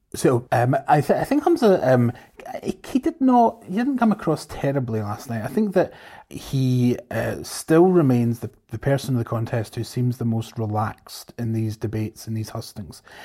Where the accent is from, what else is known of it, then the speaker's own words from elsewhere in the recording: Scotland, United Kingdom; I'm definitely Scottish.